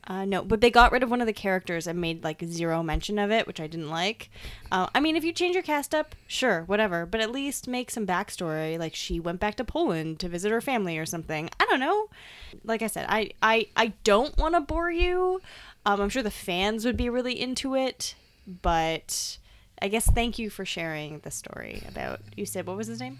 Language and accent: English; Canada; also born or lived in Hamilton; I'm from Canada